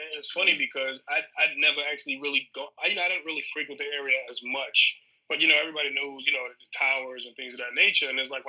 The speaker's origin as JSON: {"language": "English", "town": "New York City", "region": "New York", "country": "United States", "tie": "born or raised there", "moved": "yes", "said": "it was a terrorist attack in my hometown."}